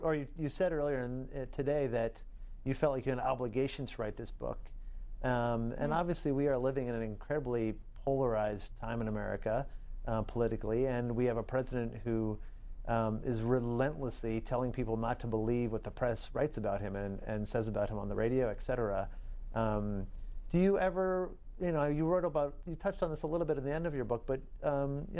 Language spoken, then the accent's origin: English; New York, United States; as a New Yorker